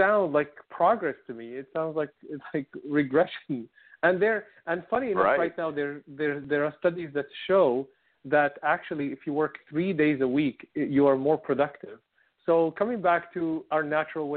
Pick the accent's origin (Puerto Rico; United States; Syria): Syria; moved away; I come from Syria, and everybody, if we go to the countryside, we had a land.